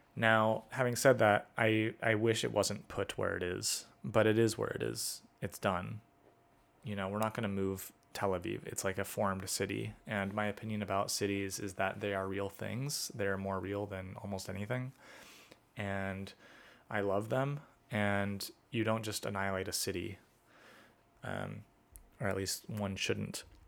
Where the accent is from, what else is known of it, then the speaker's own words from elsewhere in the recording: United States; as an American